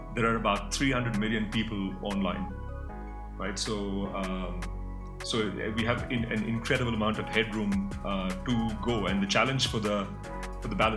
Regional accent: Mumbai, Maharashtra, India; I grew up in India, in Mumbai.

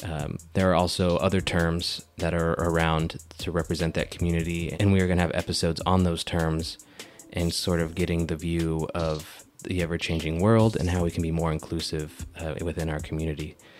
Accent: United States; I identify as Chicano, and what that means is that I am American-born of Mexican descent.

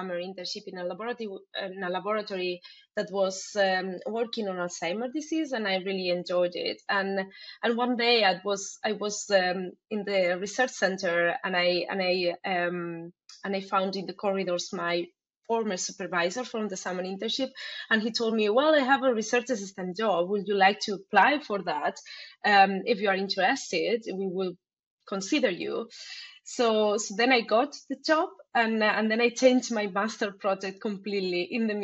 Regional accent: Alicante, Valencian Community, Spain; moved away; also born or lived in Barcelona; So that was very close to my place. I was close to my friends and my family

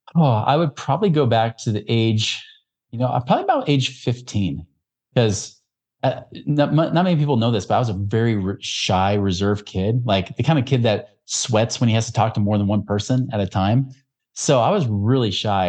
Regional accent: Oregon, United States; where I grew up in Oregon

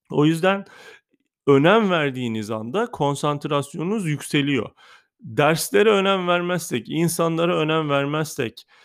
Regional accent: Kahta, Adıyaman, Turkey; Adıyaman Kahtalıyım bu arada ben.

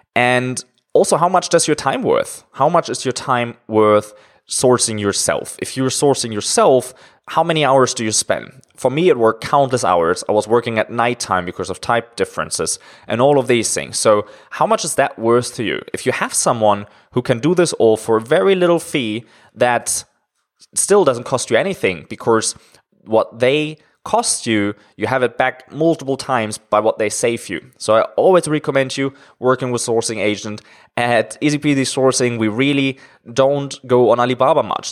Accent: Germany; moved away as an adult; now in China; I'm originally from Germany, but I'm living in China now for around five years

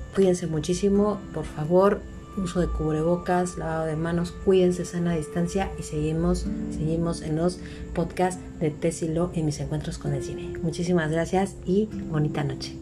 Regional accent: Mexico

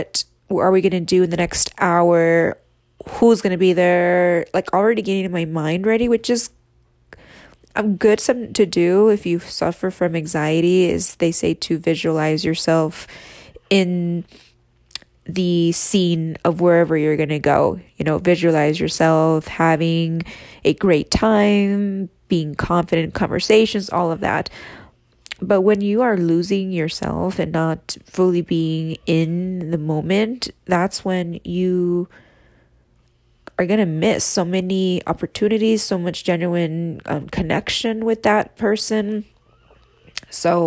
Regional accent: Reno, Nevada, United States; moved away as an adult; now in Las Vegas, United States; I was born and raised in Reno, Nevada

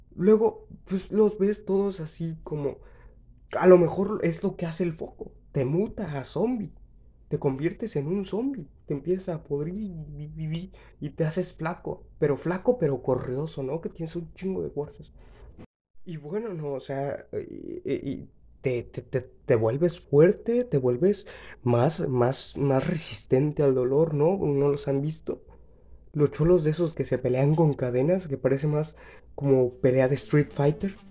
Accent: Mexico; yo soy de México

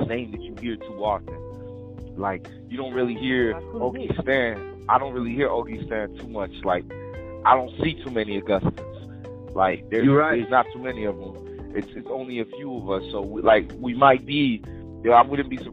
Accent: Cap-Haïtien, Nord, Haiti; I was born in Haiti too. I'm from Cap-Haïtien.

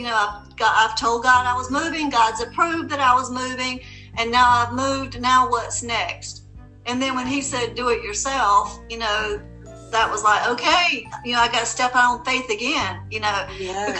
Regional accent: South Carolina, United States; now in Charleston, United States; I'm born and raised in South Carolina, and I moved to Charleston 8 years ago

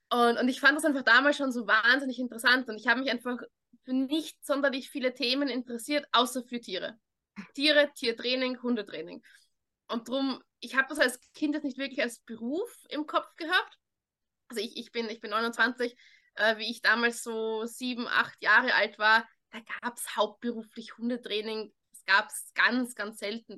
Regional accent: Vienna, Austria; weil ich in so einer kleinen Gemeindebauwohnung aufgewachsen bin in Wien.

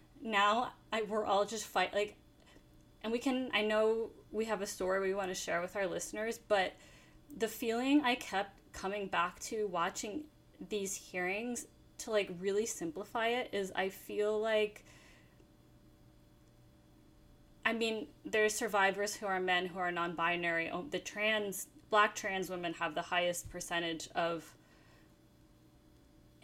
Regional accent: New York, United States; as a New Yorker

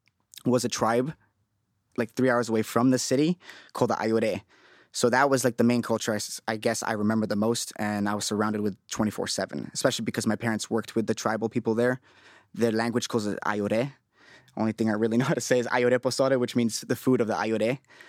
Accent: Bolivia; moved away; I was born there.

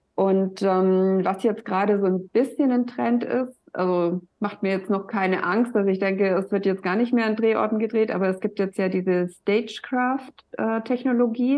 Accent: Black Forest, Baden-Württemberg, Germany; moved away as an adult; now in Hamburg, Germany; ich komme ja aus dem Schwarzwald

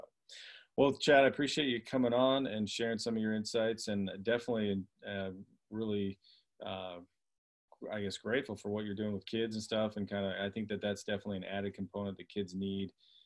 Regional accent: Canada; I was from Canada

